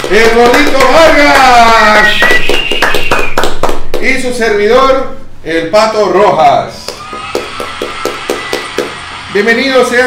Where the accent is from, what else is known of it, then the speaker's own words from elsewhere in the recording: Ecuador; Como ecuatorianos tenemos la idea de cómo utilizar de manera correcta la tecnología.